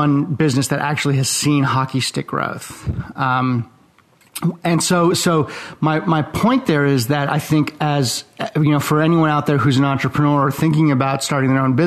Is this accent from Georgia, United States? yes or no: no; Los Angeles, California, United States; also born or lived in Eastern Europe / Gainesville, Florida; now in Jacksonville, United States; I was born in Eastern Europe. My family escaped the Iron Curtain when I was a baby. I was raised in Los Angeles